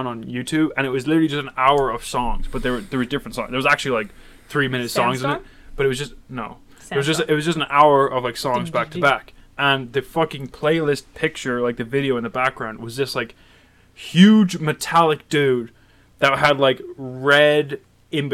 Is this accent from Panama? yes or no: no; Ireland; moved away; I think the only thing that like grabs people in here is that I'm Irish.